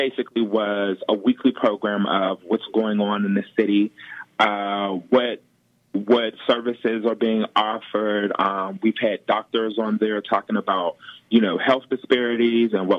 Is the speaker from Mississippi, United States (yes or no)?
no; Pittsburgh, Pennsylvania, United States; also born or lived in Baldwin, Pennsylvania; I grew up in the Hill District